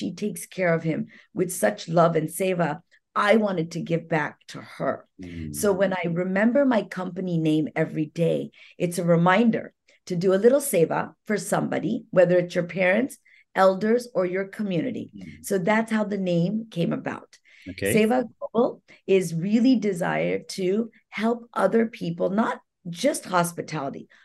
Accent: India; moved away; I'm an Indian salesperson

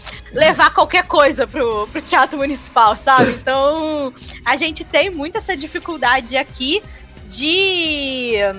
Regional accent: Rio de Janeiro, Brazil; eu e a Gabi somos do Rio

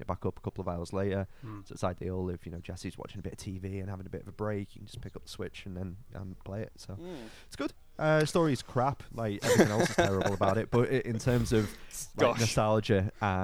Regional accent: Liverpool, North West England, United Kingdom; I'm from the People's Republic of Liverpool

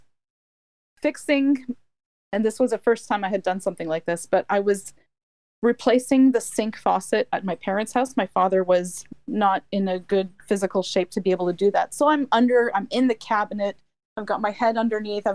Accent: Ottawa, Ontario, Canada; also born or lived in Michigan; I'm in Ontario, and I'm in Ottawa.

